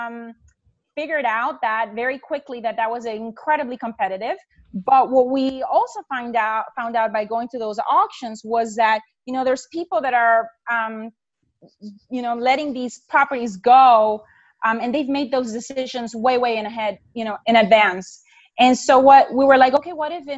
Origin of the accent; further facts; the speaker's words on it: Honduras; moved away as an adult; now in United States; I'm from Honduras